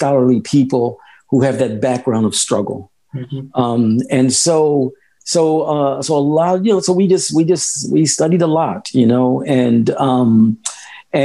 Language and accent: English; Philadelphia, Pennsylvania, United States; moved away as an adult; also born or lived in San Francisco; I was born and raised in Philadelphia